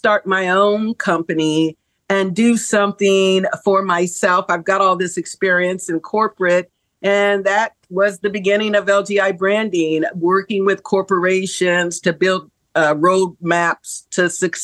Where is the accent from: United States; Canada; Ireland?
United States; Midwest; I grew up in the Midwest, and so very conservative